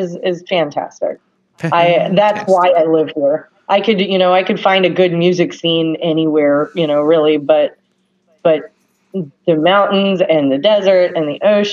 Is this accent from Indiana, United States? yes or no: yes; Evansville, Indiana, United States; moved away; also born or lived in Oregon / Washington / New York City; I grew up in Evansville, Indiana.